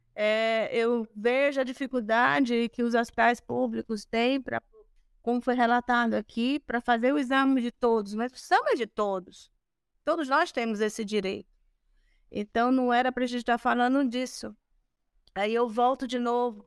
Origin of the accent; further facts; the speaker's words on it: Brazil; Nós somos brasileiros